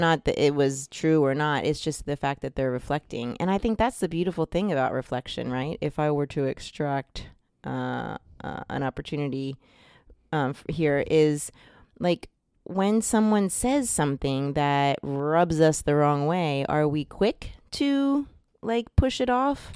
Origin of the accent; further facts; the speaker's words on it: New Jersey, United States; I'm from New Jersey, and I'm Italian